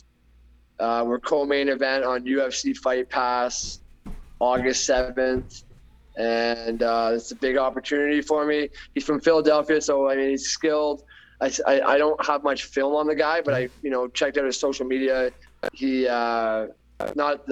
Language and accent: English; Canada; Canada and my hometown